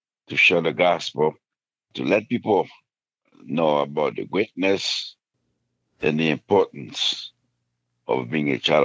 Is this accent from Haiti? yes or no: yes; Haiti; moved away; I was born and raised in Haiti. Grew up in Haiti